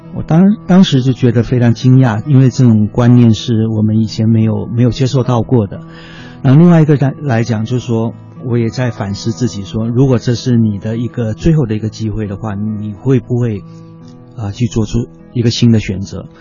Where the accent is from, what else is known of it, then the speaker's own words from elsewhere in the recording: China; also born or lived in Cambodia / Taiwan; 我的大学中学大学教育是在中国完成的。啊，我， 我是在节目在出生， 啊，文革期间就回到中国，然后在中国完成我的中学跟大学教育，我的本科是历史系